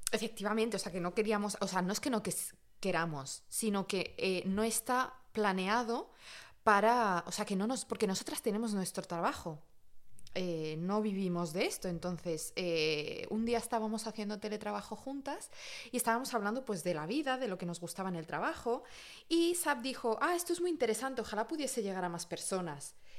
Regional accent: Catalonia, Spain; moved away as an adult; also born or lived in Madrid, Spain; now in Paris, France; viví mucho tiempo en Cataluña

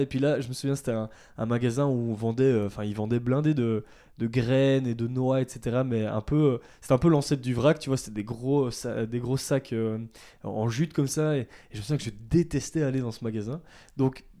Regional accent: Ardennes, Wallonia, Belgium; moved away as an adult; also born or lived in Brussels / Namur; Je suis né à Bruxelles, j'ai vécu 10 ans à Bruxelles, mais j'ai vécu la plupart de, ma vie euh, euh, dans les Ardennes, donc euh, dans le sud de la Belgique

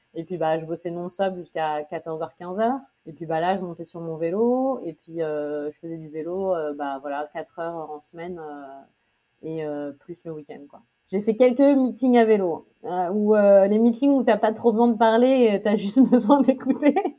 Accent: Amiens, Hauts-de-France, France; also born or lived in Paris, France; now in New York, United States; je suis d'Amiens en Picardie en France

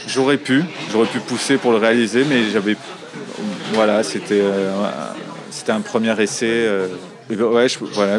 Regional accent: Marseille, Provence-Alpes-Côte d'Azur, France; j'ai grandi à Marseille

